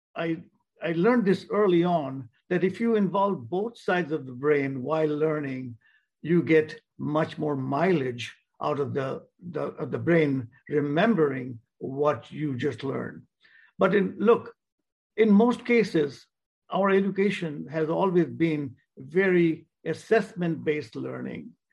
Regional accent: India; moved away; I was born in India

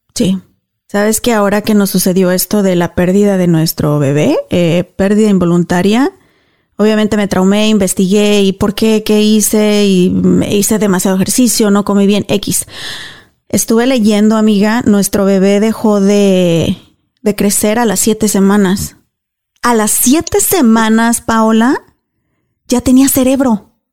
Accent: Mexico; now in United States; yo soy cristiana, crecí católica en México, aquí me bauticé cristiana

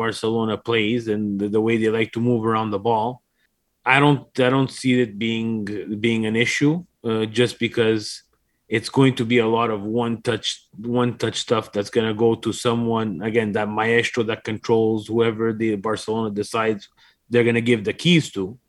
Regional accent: Canada; now in Montreal, Canada; We are from Canada

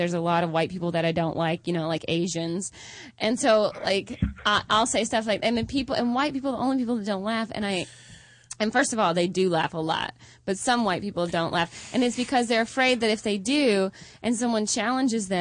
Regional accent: Georgia, United States; moved away; I grew up in the South

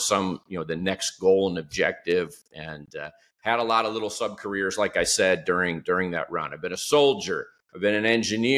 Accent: Detroit, Michigan, United States; moved away; I grew up just outside of Detroit in the late 1960s through the 1970s.

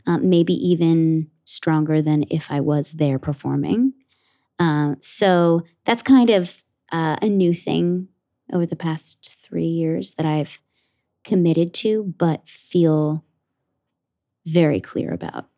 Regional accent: Ridgewood, New Jersey, United States; I grew up in Ridgewood, New Jersey, in Bergen County, like about 45 minutes outside of the city

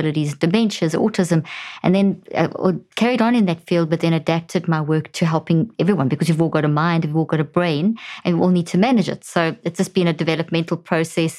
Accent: South Africa; moved away as an adult; also born or lived in Zimbabwe; now in United States; I was born in Zimbabwe and grew up in South Africa, and we've been in the States now for the last 13 years

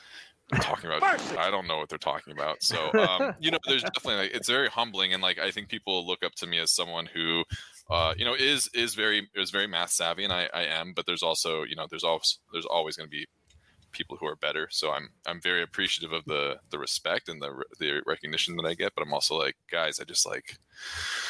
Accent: Orange County, California, United States; moved away as an adult; now in Hawaii, United States; So I was born in California. I'm from Orange County

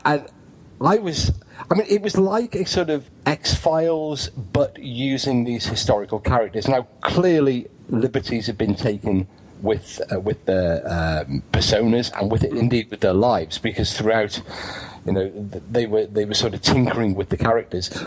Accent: United Kingdom

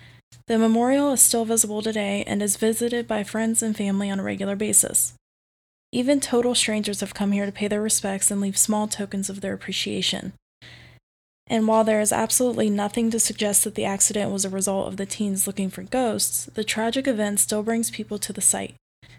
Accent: Cincinnati, Ohio, United States; I'm from Cincinnati, Ohio

